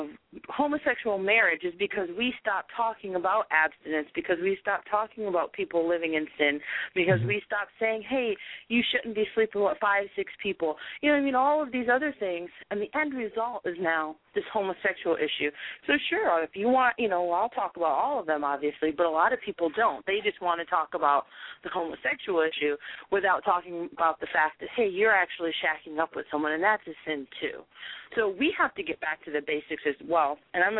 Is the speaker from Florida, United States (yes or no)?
yes; Key West, Florida, United States; I grew up in Key West, Florida